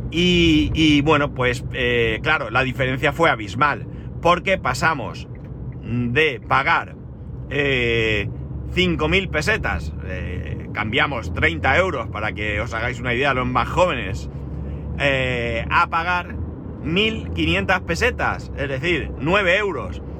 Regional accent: Spain

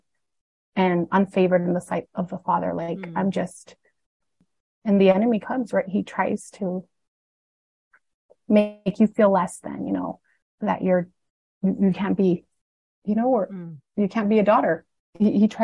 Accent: Arizona, United States; also born or lived in Needles; And so I grew up in Arizona, mostly. Most of my life was in Arizona, but they were pastoring a church in Nevada.

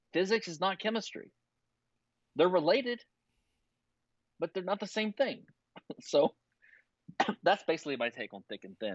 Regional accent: Louisiana, United States; moved away; also born or lived in Philadelphia; I was from Louisiana

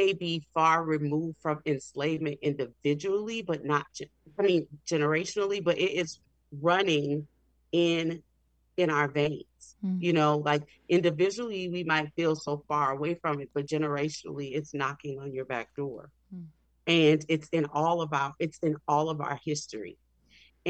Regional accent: New Orleans, Louisiana, United States; I'm from New Orleans, which was the hub of slave trade in this country

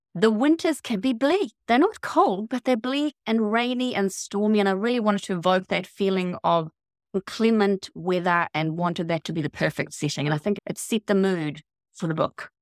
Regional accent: Gotland, Sweden; moved away as an adult; also born or lived in north of Auckland, New Zealand; now in Auckland, New Zealand; I was born in Gothland, which is an island in the Baltic Sea.

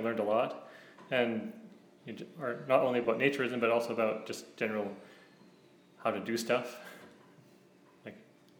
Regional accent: Alberta, Canada; Yes. I came from Alberta.

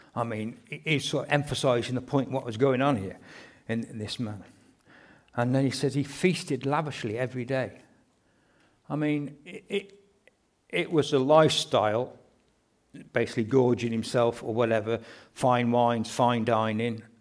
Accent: England, United Kingdom; we're quite reserved being English people

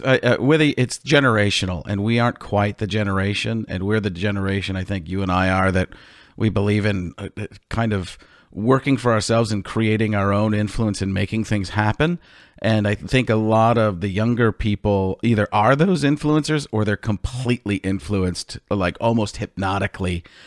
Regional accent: Milwaukee, Wisconsin, United States; I grew up in Milwaukee

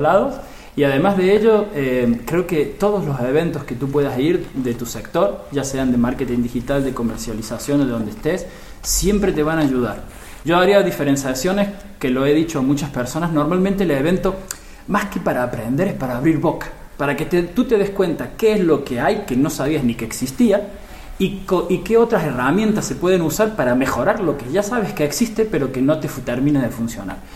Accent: Argentina; moved away as an adult; now in Barcelona, Spain; yo soy argentino, como se notará en mi forma de hablar, pero vivo aquí en España desde hace 18 años

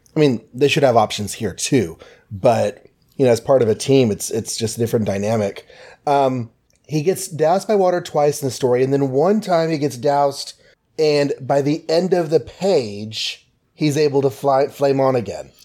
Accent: Texas, United States; being Texan.

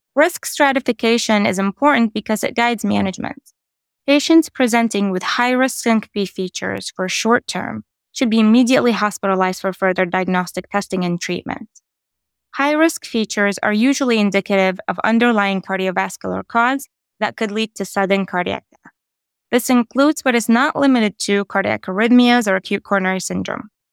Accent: Columbus, Ohio, United States; I'm from Columbus, Ohio

